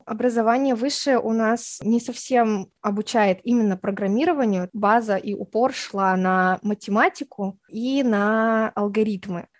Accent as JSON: {"language": "Russian", "region": "Tashkent", "country": "Uzbekistan", "said": "мне 24 года, я из Ташкента"}